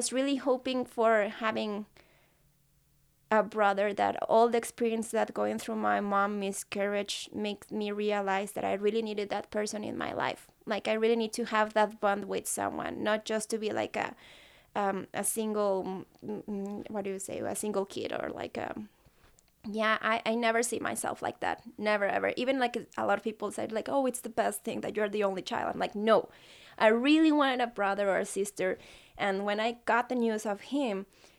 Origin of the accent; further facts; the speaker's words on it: Guadalajara, Jalisco, Mexico; moved away as an adult; now in Edmonton, Canada; I come from Mexico, from Guadalajara. And I have been here in Canada for 2 amazing years